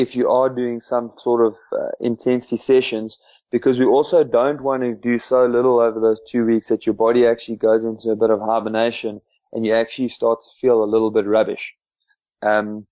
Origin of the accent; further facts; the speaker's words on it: just outside Bethal, Mpumalanga, South Africa; we grew up just outside Belcom